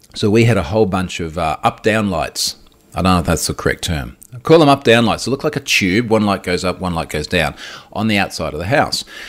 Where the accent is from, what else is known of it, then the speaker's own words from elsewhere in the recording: Australia; as an Aussie who lives